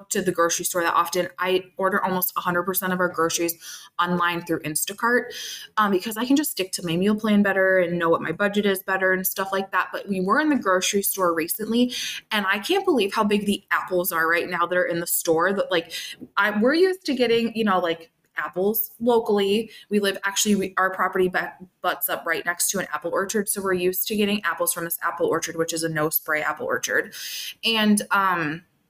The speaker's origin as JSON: {"language": "English", "region": "Minnesota", "country": "United States", "tie": "born or raised there", "moved": "as an adult", "lives_now": "Northwest Illinois, United States", "said": "I don't live in Minnesota anymore. I'm in Northwest Illinois, but I grew up in Minnesota"}